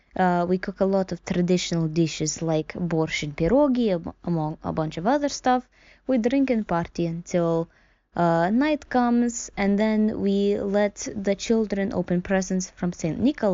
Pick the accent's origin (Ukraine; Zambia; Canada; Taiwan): Ukraine; I come from Ukraine